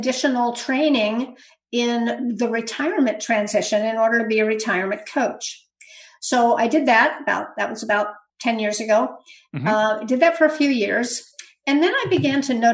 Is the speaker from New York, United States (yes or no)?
no; Berkeley, California, United States; also born or lived in Santa Rosa, California; I grew up in California in the Bay Area. Actually, I grew up in Berkeley